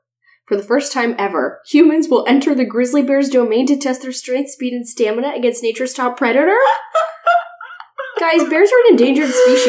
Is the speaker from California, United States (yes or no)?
yes; California, United States; I'm from California.